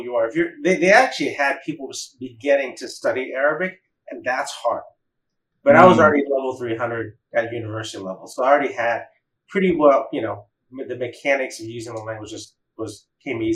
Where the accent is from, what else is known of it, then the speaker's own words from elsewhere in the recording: Atlanta, Georgia, United States; I grew up in Atlanta